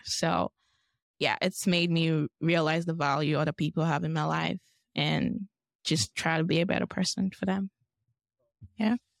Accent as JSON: {"language": "English", "region": "Lagos", "country": "Nigeria", "tie": "born or raised there", "moved": "as an adult", "lives_now": "Boise, United States", "said": "I'm from Lagos, Nigeria. I'm also from the Yoruba tribe, and that's, like, my parents' tribe. I grew up in Nigeria all of my life, and I came here for college"}